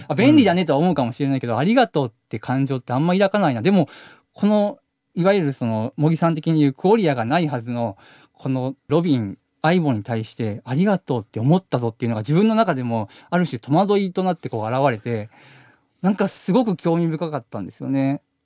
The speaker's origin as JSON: {"language": "Japanese", "town": "Kobe", "region": "Hyogo", "country": "Japan", "tie": "born or raised there", "moved": "as an adult", "lives_now": "Tokyo, Japan", "said": "僕ら神戸出身なんですけど、はいはい、神戸でもう本当田舎なんですけどそこで暮らしてて"}